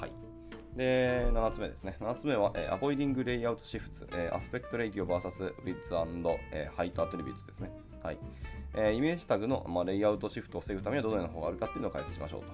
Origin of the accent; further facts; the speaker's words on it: Hiroshima, Japan; 僕の地元広島